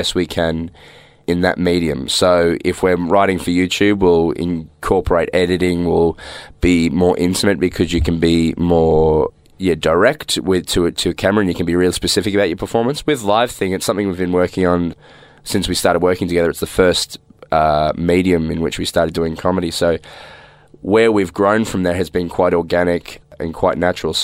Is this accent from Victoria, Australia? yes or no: yes; Melbourne, Victoria, Australia; also born or lived in Ballarat; I'm from Melbourne. I grew up in Heidelberg, which is in the northeast suburbs.